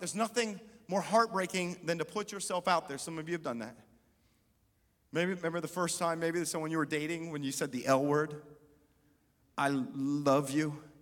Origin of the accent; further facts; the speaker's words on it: Columbus, United States; also born or lived in Germany; they moved us back to Columbus. This is where I'd spent 10 years growing up